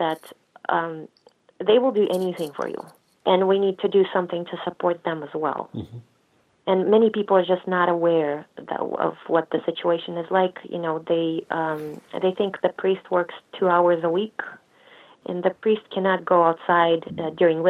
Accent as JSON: {"language": "English", "country": "Russia", "tie": "born or raised there", "moved": "as an adult", "lives_now": "United States", "said": "I grew up in Russia. I only moved here 16 years ago."}